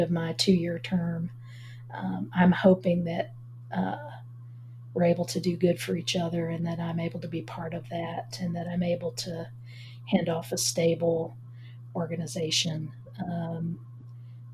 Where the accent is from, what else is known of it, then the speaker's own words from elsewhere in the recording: Galax, Virginia, United States; I grew up in Galax, Virginia, right on the North Carolina border, up in the Appalachian Mountains